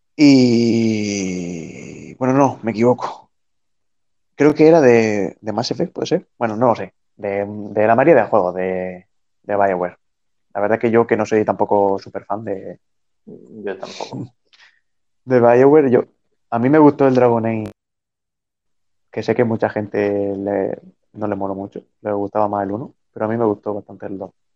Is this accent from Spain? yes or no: yes; Spain; siendo español